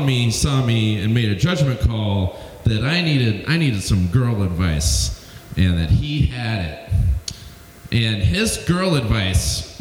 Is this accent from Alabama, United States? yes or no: yes; Alabama, United States; I'm from Alabama